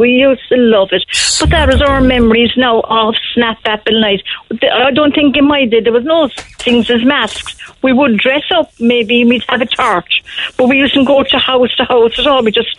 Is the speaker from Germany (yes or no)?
no; Cork, Munster, Ireland; when I was growing up in Fardenry. I grew up with, there was 10 of us there in Fardenry